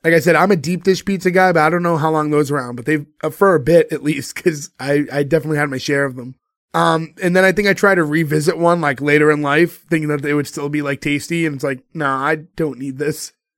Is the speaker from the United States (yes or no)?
yes; Boston, Massachusetts, United States; a bunch of us who grew up in Boston